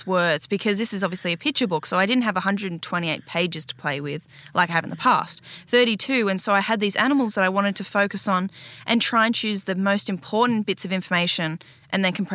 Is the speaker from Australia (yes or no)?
yes; Port Macquarie, New South Wales, Australia; also born or lived in Katoomba / Queanbeyan; I was born in Katoomba, lived in Queanbeyan for a couple of years, and then at early primary school moved to Port Macquarie and did my rest of my schooling there